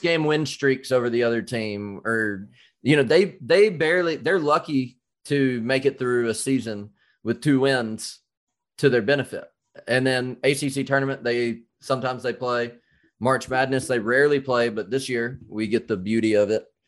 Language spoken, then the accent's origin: English; Alabama, United States; also born or lived in North Carolina; I grew up in Alabama and I was born in North Carolina.